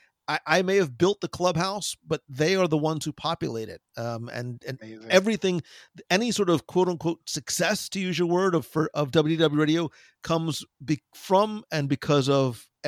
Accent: New Jersey, United States; I am from New Jersey originally.

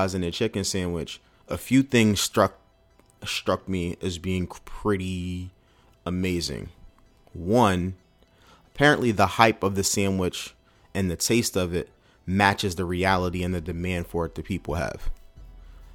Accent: Oxon Hill, Maryland, United States; As a resident of the DMV, DC, I grew up in Oxon Hill.

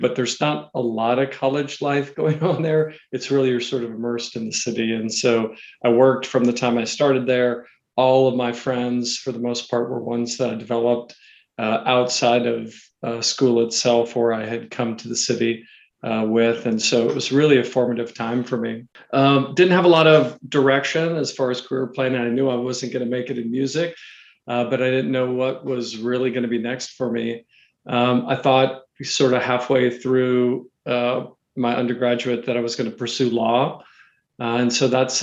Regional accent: Katy, Texas, United States; moved away as an adult; also born or lived in New York City, United States; now in Atlanta, United States; I grew up in Houston, Texas, actually in a suburb outside of Houston called Katy, Texas

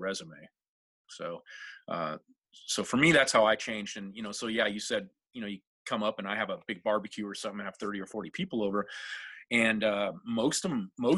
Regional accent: Seattle, Washington, United States; I'm originally from Seattle, and the original Seattle culture is a Norwegian culture

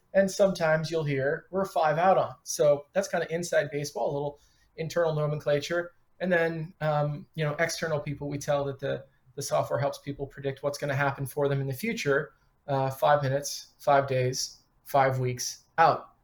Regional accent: Detroit, Michigan, United States; moved away as an adult; also born or lived in Chicago; now in Philadelphia, United States; Got started when I was 15, parking cars and washing dishes in uh, Detroit. Worked through high school, uh, kept restaurant jobs into college, and then I moved to Chicago from Detroit

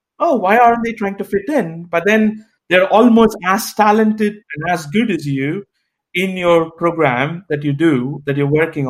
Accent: Chennai, Tamil Nadu, India; moved away as an adult; now in United States; the American High Commission in my hometown of Chennai, or Madras

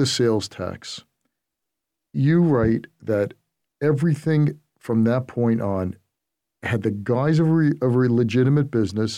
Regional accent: New York City, New York, United States; I grew up in Brooklyn, and Eddie was in the community that I live

